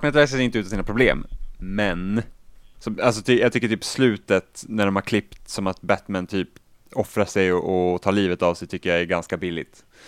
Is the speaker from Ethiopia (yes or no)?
no; Finland; jag är finlandssvensk också så jag kan inte svenska språket ordentligt